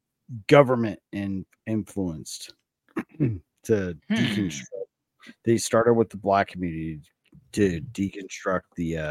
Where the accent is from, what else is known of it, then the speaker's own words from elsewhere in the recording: Springdale, Arkansas, United States; I was born in Springdale, Arkansas.